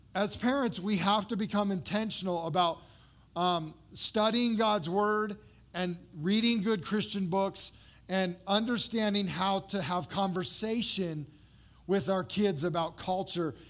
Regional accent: Las Vegas, Nevada, United States; I grew up in Las Vegas

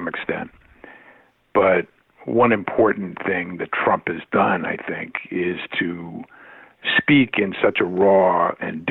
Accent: Boston, Massachusetts, United States; I come from Boston and Massachusetts, a blue state

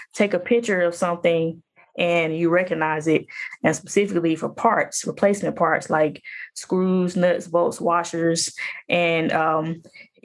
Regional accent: Jackson, Mississippi, United States; now in Atlanta, United States; So I'm born and raised in Jackson, Mississippi. I work and live in Atlanta, Georgia now.

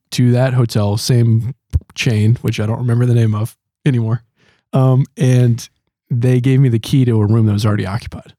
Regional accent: Wisconsin, United States; moved away as an adult; now in Louisville, United States; I've taken a pastor job in my home state of Wisconsin

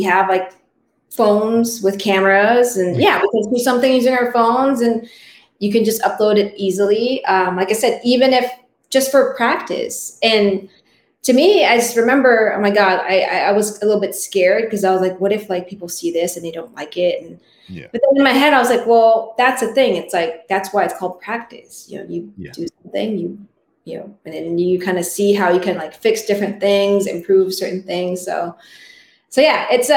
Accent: Philippines; first language Tagalog; English is a second language; moved away; From my experience, though, I learned English at school, but I didn't speak it at home.

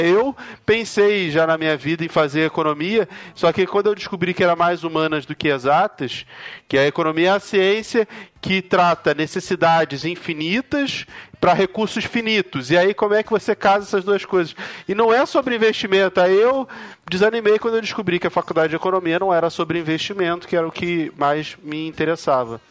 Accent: Rio de Janeiro, Brazil; now in São Paulo, Brazil; Eu moro em São Paulo hoje, mas eu, eu nasci e fui criado lá no Rio de Janeiro

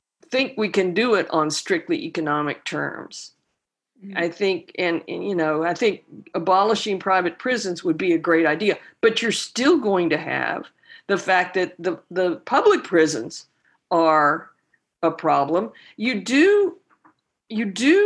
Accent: the South, United States; also born or lived in Austin, Texas; now in Louisiana, United States; I grew up in the South

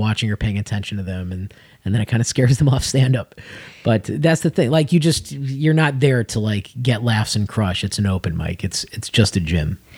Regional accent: Las Vegas, Nevada, United States; moved away; also born or lived in Chicago; That's actually originally where I'm from before Chicago. I was born in Vegas

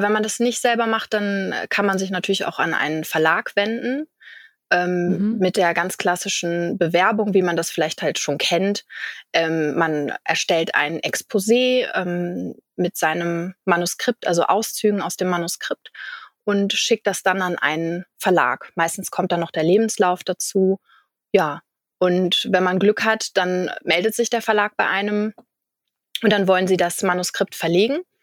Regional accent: Kiel, Schleswig-Holstein, Germany; ich komme aus Kiel in Schleswig-Holstein

